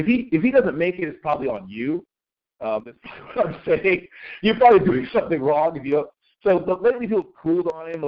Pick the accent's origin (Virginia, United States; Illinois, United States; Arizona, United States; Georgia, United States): Virginia, United States; Virginia Beach; I'm from that part of the country. I grew up in Virginia mm-hmm. Beach and off of Virginia.